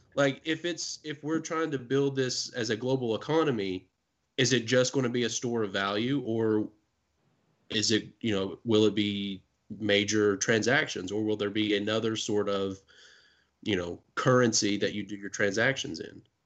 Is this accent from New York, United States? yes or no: no; Kentucky, United States; we're from Kentucky